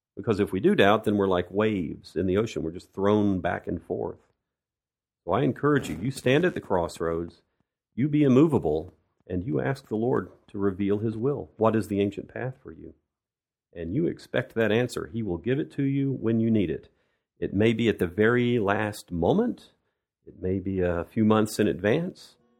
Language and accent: English; United States; moved away as an adult; now in Russia; I'm an American who's lived in Russia for many years